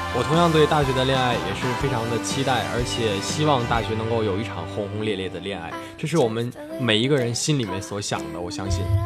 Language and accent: Chinese; Qinhuangdao, Hebei, China; moved away as an adult; now in Tianjin, China; 我的家乡秦皇岛